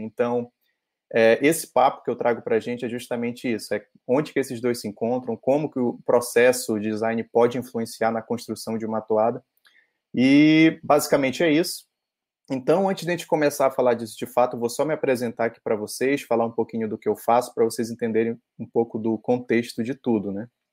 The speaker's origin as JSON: {"language": "Portuguese", "town": "Parintins", "region": "Amazonas", "country": "Brazil", "tie": "born or raised there", "moved": "as an adult", "said": "eu sou de Parintins, eu nasci lá, morei 17 anos da minha vida lá"}